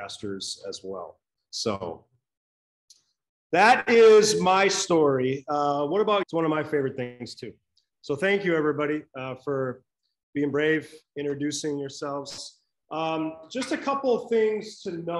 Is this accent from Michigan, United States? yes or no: yes; Lansing, Michigan, United States; moved away; I was raised in Michigan, not born there, but I claim it because I don't like to admit where I was born. So Michigan is home. Lansing, right in the middle of the state